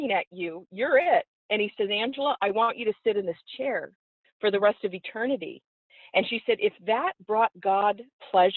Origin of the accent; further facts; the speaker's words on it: Oregon, United States; moved away as an adult; also born or lived in Florida; I'm from Oregon, yeah. originally. This young girl from Oregon